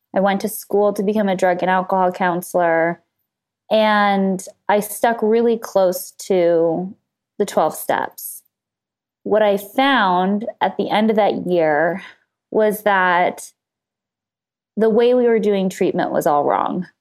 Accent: Los Angeles, California, United States; I grew up in Los Angeles, just right outside of L A in the suburbs

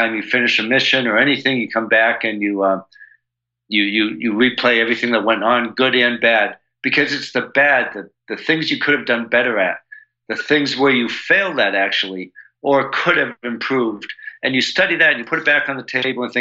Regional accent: United States; I'm all American

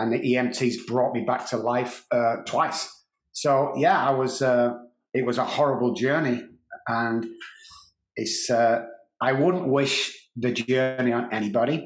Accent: Manchester, North West England, United Kingdom; moved away as an adult; also born or lived in Dallas, Texas; now in San Antonio, United States; growing up in Manchester

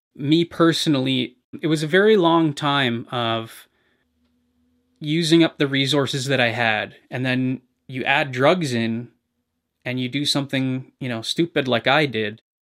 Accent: Hamilton, Ontario, Canada; I grew up in a fairly average middle class home. Uh, I was born in McMaster Hospital

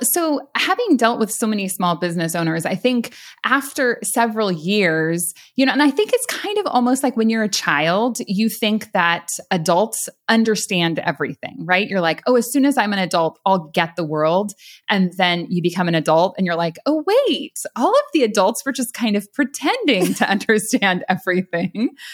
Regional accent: San Luis Obispo County, California, United States; moved away as an adult; now in Florida, United States; I actually grew up in San Luis Obispo County area in California

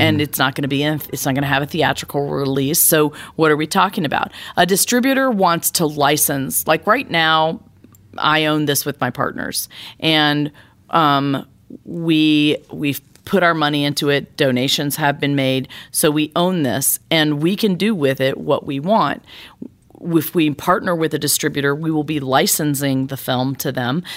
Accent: Laurel, Mississippi, United States; my hometown of Laurel, Mississippi

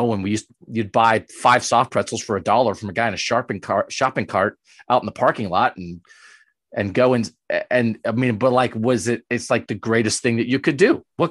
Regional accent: Pennsylvania, United States; I grew up in Pennsylvania, I grew up about 2 hours from Philadelphia.

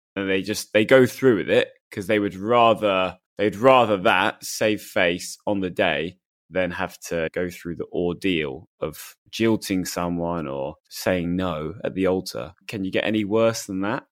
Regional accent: United Kingdom; I'm pretty British. I think I'm as British as they come

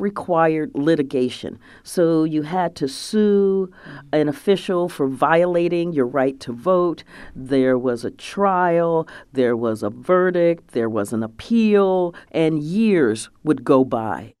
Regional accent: Columbus, Ohio, United States; I grew up in Columbus, Ohio

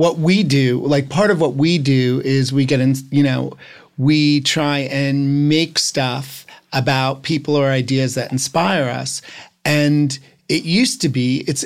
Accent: New Jersey, United States; I'm from New Jersey.

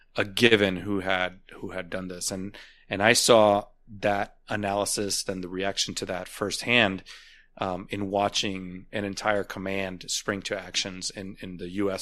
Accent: United States; as an American

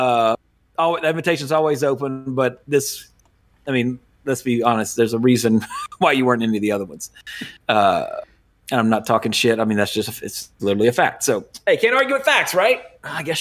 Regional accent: Baton Rouge, Louisiana, United States; also born or lived in Oxnard, California; now in St. George, United States; I grew up in Baton Rouge

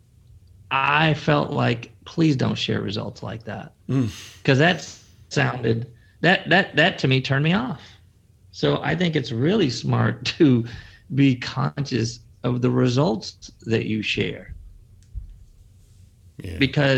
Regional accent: Chicago, Illinois, United States; I come from the Windy City, Chicago

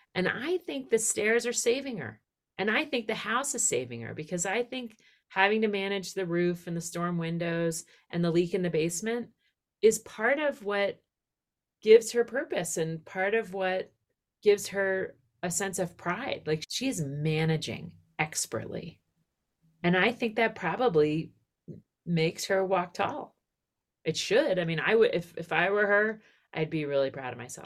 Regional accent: outside of Philadelphia, Pennsylvania, United States; I grew up outside of Philadelphia.

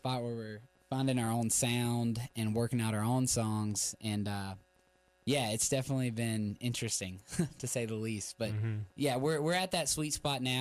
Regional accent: Sanford, United States; I'm from Sanford, yay. And I went to school with a guy named Aslan Freeman

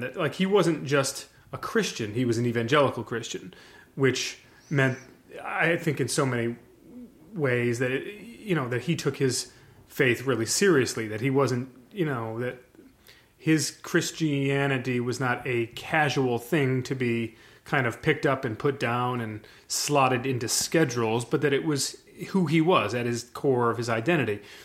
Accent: Michigan, United States; also born or lived in New York; I was born in New York. We moved to Michigan in ni, eighty-nine, which is the year that they drafted Barry. So, and I would have been three years old at the time

